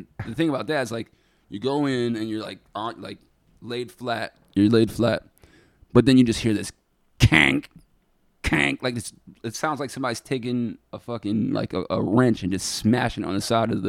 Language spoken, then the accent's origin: English; Geneva, New York, United States; I grew up in Geneva. Geneva's a super small town